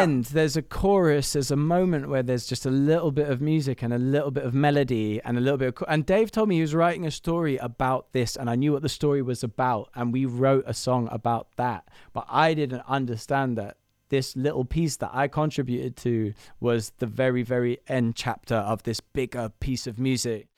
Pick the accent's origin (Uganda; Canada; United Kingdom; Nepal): United Kingdom; London; I'm building a studio, um, in Camden, which is my hometown